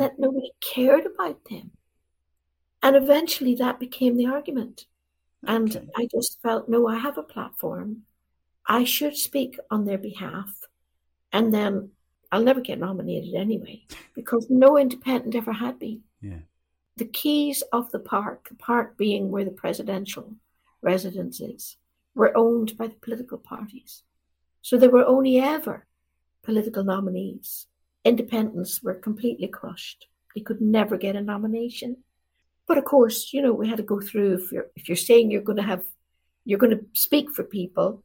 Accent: Derry, Northern Ireland, United Kingdom; moved away; my town where I was raised, Derry

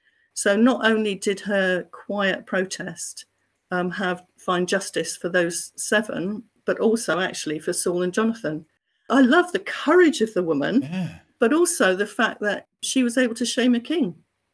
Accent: South West England, United Kingdom; So I am proudly Cornish.

